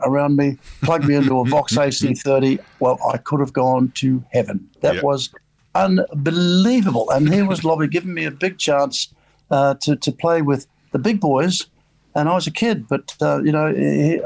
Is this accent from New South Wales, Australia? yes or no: no; Brisbane, Queensland, Australia; moved away; also born or lived in St Kilda; in Brisbane, my hometown.